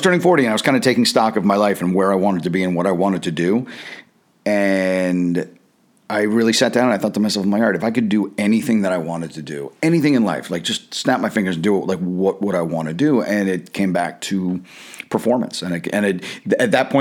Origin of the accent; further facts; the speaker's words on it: South Florida, United States; moved away as an adult; also born or lived in New Jersey / New York City; We moved from New Jersey to Florida in the early 80s